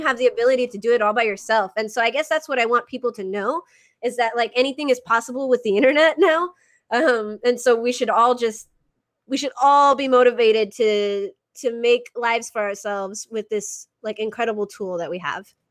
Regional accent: Arizona, United States; i i grew up in arizona

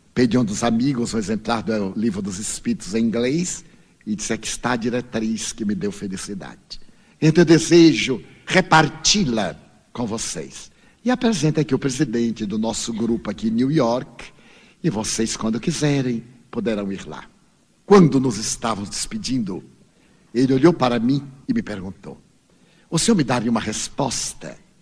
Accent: Brazil; eu venho do Brasil.

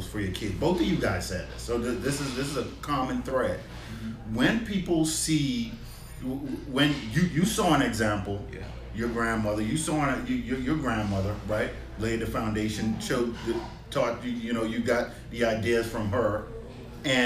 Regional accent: Bahamas; also born or lived in Nassau, Bahamas; so we grew up in the Bahamas. And you know, I moved to an island, Nassau, in the Bahamas

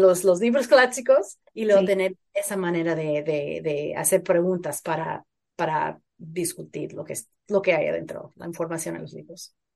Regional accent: Phoenix, Arizona, United States; Yo crecí en Phoenix, en Arizona

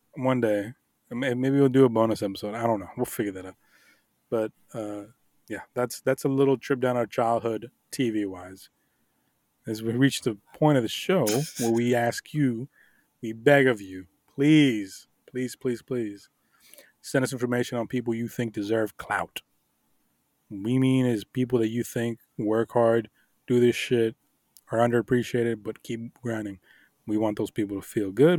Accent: Miami, Florida, United States; I grew up in Miami.

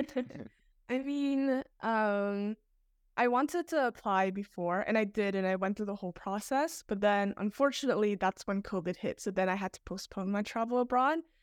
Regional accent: Toronto, Ontario, Canada; I'm from Toronto

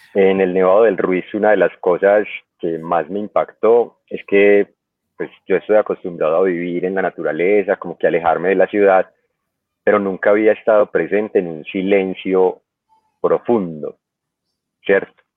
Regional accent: Medellín, Antioquia, Colombia; yo soy de Medellín, de Colombia

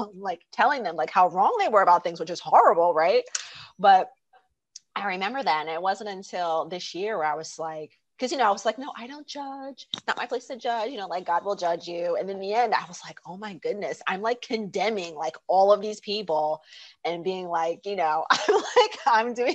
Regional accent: South New Jersey, United States; moved away as an adult; now in France; I'm from South New Jersey, and I moved to France, to Europe 12 years ago.

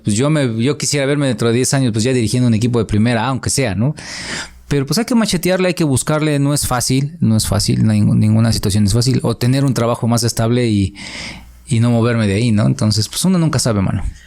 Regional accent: Atlixco, Puebla, Mexico; yo estoy feliz aquí en mi pueblo. La verdad, eh, quiero mucho a Atlisco

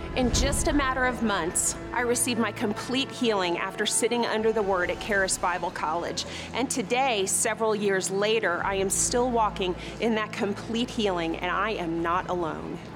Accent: Woodland Park, Colorado, United States; I'm from Woodland Park, Colorado.

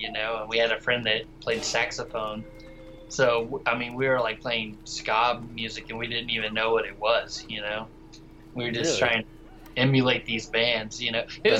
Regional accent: Texas, United States; also born or lived in West Virginia / Georgia / Colorado; Just outside of Dallas, Texas.

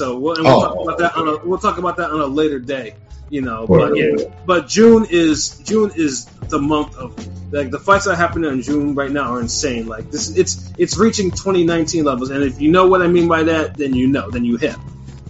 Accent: Australia; I mean, damn it, being Australian, you know, it just needs to be, it should be better.

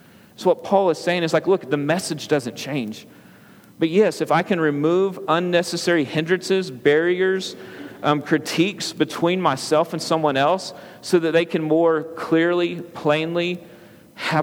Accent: United States; As an American

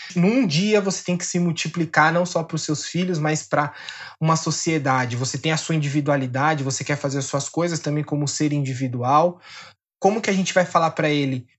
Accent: São Paulo, Brazil; eu sou da zona oeste aqui de São Paulo. Nasci, e cresci aqui, pretendo passar mais uns anos aqui

